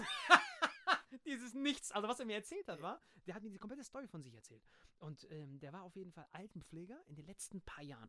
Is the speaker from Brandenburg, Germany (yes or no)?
no; Bad Kreuznach, Rhineland-Palatinate, Germany; in meiner Heimatstadt aufgetreten bist, in Bad Kreuznach